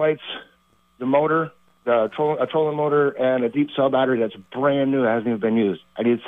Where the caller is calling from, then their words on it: Albert, Vermont, United States; Albert, Vermont.